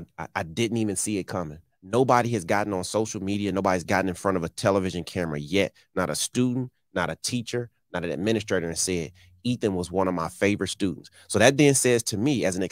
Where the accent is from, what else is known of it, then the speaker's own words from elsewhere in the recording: Detroit, Michigan, United States; the way we grew up in Detroit in the 80s and 90s